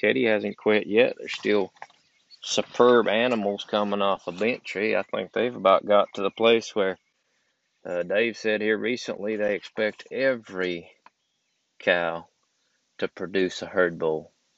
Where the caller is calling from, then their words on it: Georgia, United States; I'm recording from Georgia.